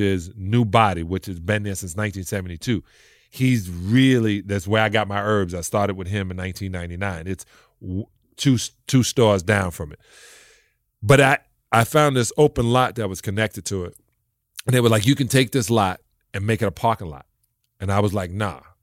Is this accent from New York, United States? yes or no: yes; New York City, New York, United States; I'm from a project in Brooklyn